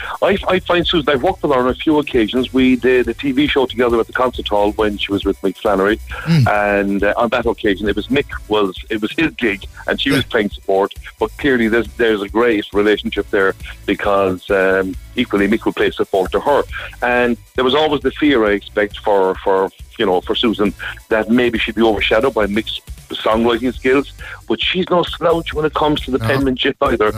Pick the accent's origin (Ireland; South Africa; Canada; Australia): Ireland; Cork, Munster; going to school and growing up in Cork in the 60s and 70s